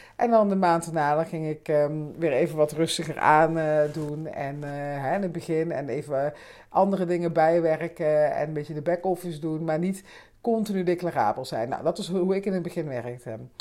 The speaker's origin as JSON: {"language": "Dutch", "region": "Limburg", "country": "Netherlands", "moved": "yes", "lives_now": "Amsterdam, Netherlands", "said": "Ik kom natuurlijk uit Limburg"}